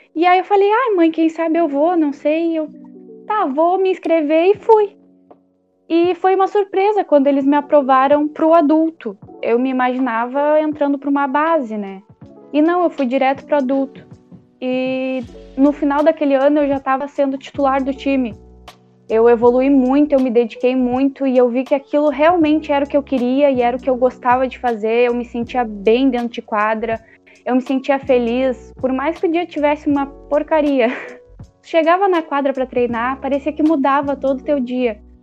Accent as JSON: {"language": "Portuguese", "town": "Canguçu", "region": "Rio Grande do Sul", "country": "Brazil", "said": "eu sou de Canguçu, uma cidade menor, pertinho de Pelotas"}